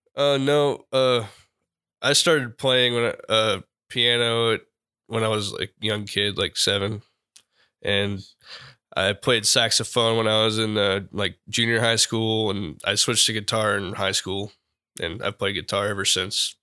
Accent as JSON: {"language": "English", "town": "Pearland", "region": "Texas", "country": "United States", "also_born_or_lived": "Austin, Texas", "said": "I'm originally from Houston, or Houston area, Pearland"}